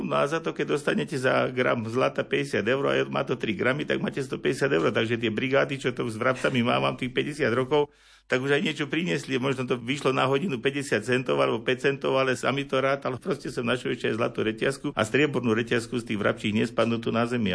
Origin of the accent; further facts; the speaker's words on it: Liptovské Revúce, Žilina Region, Slovakia; also born or lived in Ružomberok; hádam už po tých prvých troch, štyroch dňoch, čo mama prišla domov, tak som spätý s týmto rodiskom